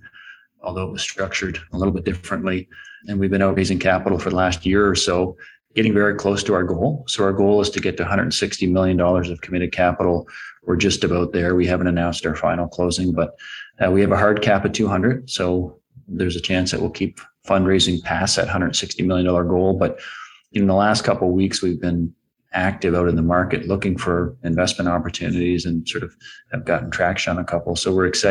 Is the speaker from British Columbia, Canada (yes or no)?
no; Sarnia, Ontario, Canada; now in Halifax, Canada; I grew up in Sarnia, Southwestern Ontario